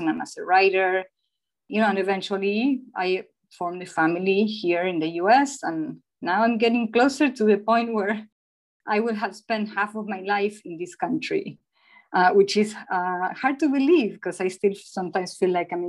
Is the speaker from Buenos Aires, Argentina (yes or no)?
yes; Buenos Aires, Argentina; English is a second language; moved away as an adult; also born or lived in New Jersey / Oregon; now in Washington, United States; I was born and raised in Buenos Aires, Argentina